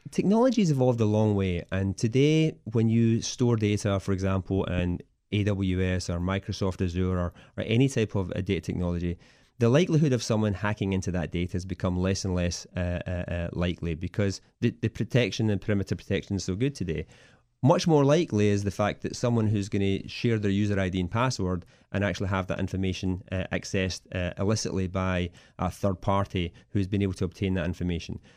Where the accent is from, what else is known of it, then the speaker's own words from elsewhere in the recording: Scotland, United Kingdom; moved away as an adult; now in Washington DC metro area, United States; I originally come from Scotland, uh, and I came over here about seventeen years ago as part of the telecom boom